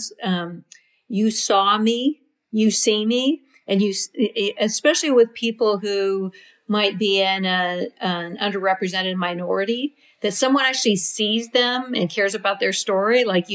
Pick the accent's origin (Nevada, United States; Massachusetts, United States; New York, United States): Nevada, United States; Reno; also born or lived in Napa, California; when I was one and had a newborn sister and a two-year-old sister, my parents moved to Reno